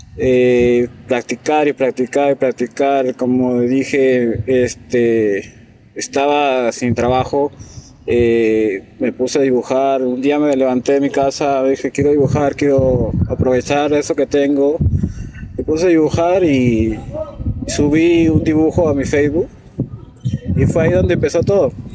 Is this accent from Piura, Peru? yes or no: yes; Piura, Peru; soy de Piura, actualmente trabajo en Chulucanas